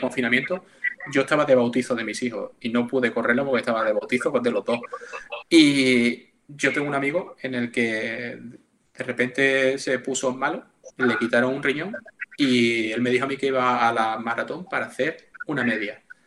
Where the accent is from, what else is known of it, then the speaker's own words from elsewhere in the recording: Seville, Andalusia, Spain; yo soy de Sevilla